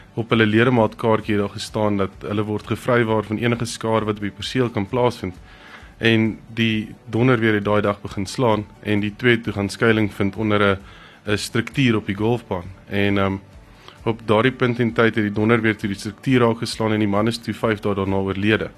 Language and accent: Afrikaans; Pretoria, Gauteng, South Africa; ek kom van Mille Park af